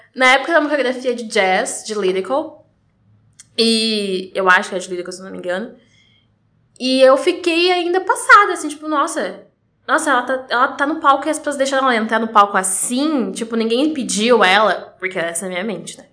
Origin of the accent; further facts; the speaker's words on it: Curitiba, Paraná, Brazil; eu sou de Curitiba, nasci né, em Curitiba, mas eu comecei o balé na região metropolitana